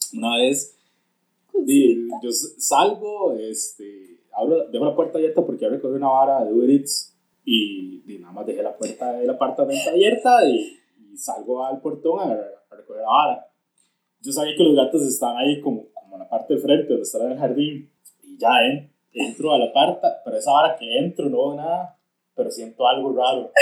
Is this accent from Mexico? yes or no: yes; Mexico; cuando estaba creciendo en un Barrio en México